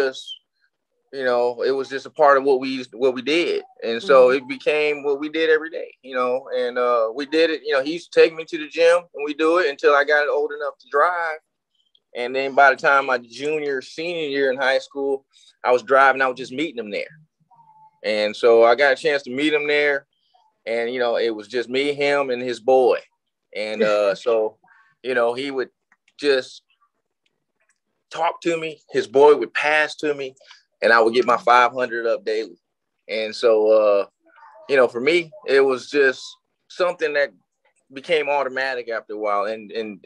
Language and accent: English; Texas, United States; I was a kid from Texas